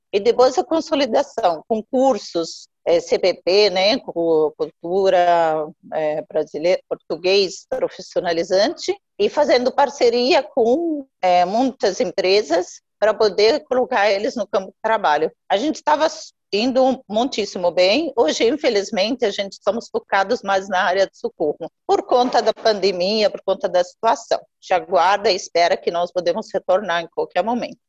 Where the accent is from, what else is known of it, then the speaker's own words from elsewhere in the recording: Jordan; Portuguese is a second language; moved away as an adult; now in Mogi das Cruzes, Brazil; Eu nasci, na verdade, na Jordânia.